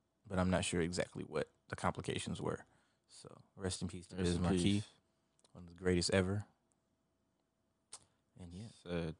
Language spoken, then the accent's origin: English; Harlem, New York, United States; I'm from Harlem?